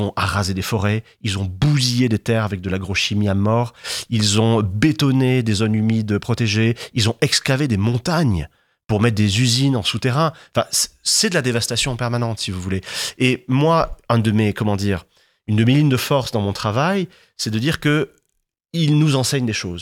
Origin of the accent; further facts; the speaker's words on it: Martigues, Provence-Alpes-Côte d'Azur, France; moi j'ai grandi dans les Bouches-du-Rhône, dans le premier bassin pétrochimique d'Europe, mmh. euh, à Martigues